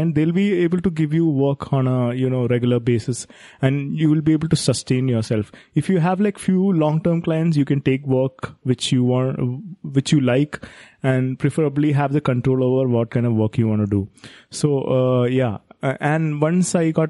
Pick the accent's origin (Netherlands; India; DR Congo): India; being an Indian